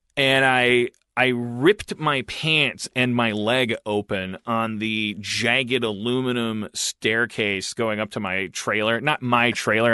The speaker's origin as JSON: {"language": "English", "region": "Wisconsin", "country": "United States", "said": "I'm from Wisconsin"}